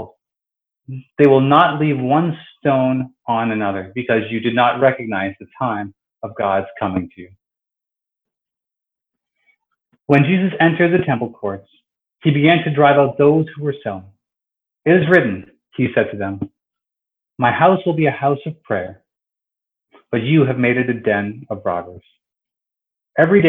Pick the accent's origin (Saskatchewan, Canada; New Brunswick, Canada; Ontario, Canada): Ontario, Canada; Toronto; I was born and raised here in Toronto